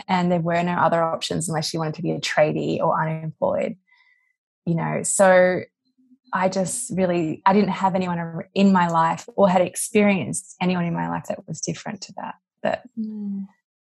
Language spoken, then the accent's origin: English; Western Australia, Australia; moved away as an adult; also born or lived in London, United Kingdom; now in California, United States; you grew up in a small town in WA